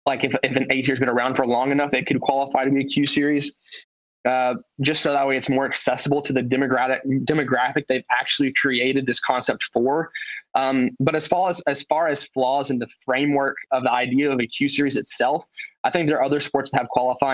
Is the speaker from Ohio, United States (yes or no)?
no; Knoxville, Tennessee, United States; I'm from Knoxville, Tennessee